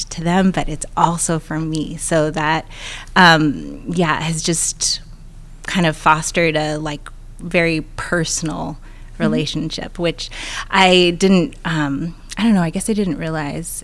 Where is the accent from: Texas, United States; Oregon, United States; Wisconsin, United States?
Oregon, United States; Portland; born or raised there; also born or lived in Oakland, California / Vancouver, Washington